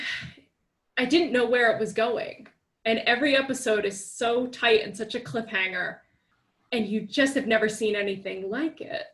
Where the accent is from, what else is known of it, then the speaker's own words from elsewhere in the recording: Cobleskill, New York, United States; also born or lived in Oklahoma City / Binghamton; I was born in Oklahoma City, which I feel like that's an important distinction because I grew up in a small town called Cobleskill, New York